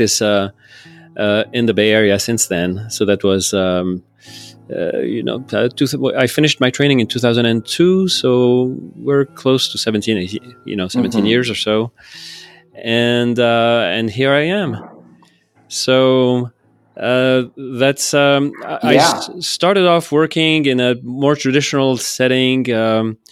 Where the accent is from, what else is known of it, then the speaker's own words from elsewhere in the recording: Lebanon; moved away as an adult; also born or lived in Texas, United States; now in San Francisco, United States; I'm originally from Lebanon. Mm-hmm. That's my country of origin. But I did move to Texas when I was, to go to college, actually, when I turned 18.